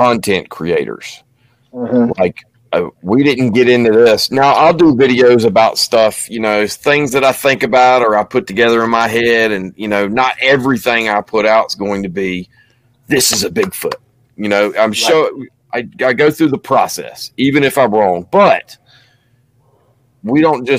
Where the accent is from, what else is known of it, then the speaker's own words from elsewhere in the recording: Florida, United States; moved away; I grew up in Florida, and you know, I miss it